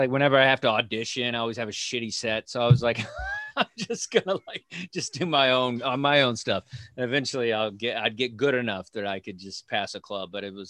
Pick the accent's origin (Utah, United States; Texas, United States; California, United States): Texas, United States; moved away as an adult; now in New York, United States; I was born and raised in Texas